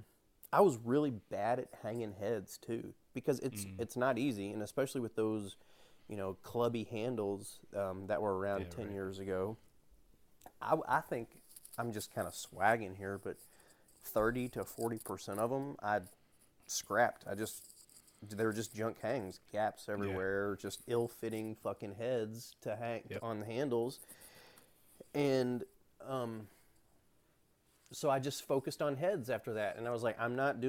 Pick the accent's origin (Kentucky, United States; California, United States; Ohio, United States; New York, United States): Kentucky, United States; moved away as an adult; also born or lived in Spokane, Washington; I'm from around this area.